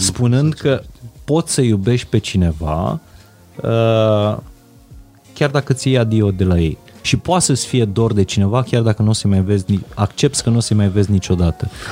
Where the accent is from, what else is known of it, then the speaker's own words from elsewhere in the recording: Transylvania, Romania; Eu vin din Ardeal.